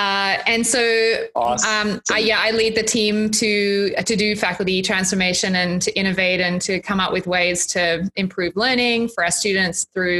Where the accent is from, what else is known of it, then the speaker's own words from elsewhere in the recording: Australia; now in Canada; I have an accent like Sally, cause I'm originally from Australia.